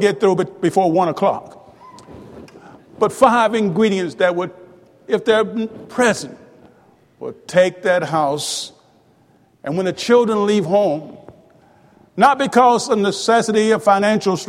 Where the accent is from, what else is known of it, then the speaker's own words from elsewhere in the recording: Tupelo, Mississippi, United States; also born or lived in Houston, Mississippi; When I was 5 years old, we moved to Tupelo